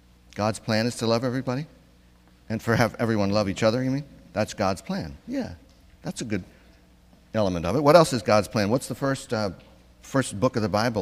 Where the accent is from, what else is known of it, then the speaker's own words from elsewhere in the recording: Missouri, United States; I come from Missouri